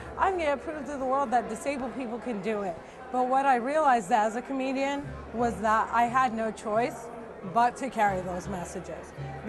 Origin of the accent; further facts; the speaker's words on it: Cliffside Park, New Jersey, United States; a Palestinian born and raised in Cliffside Park, New Jersey.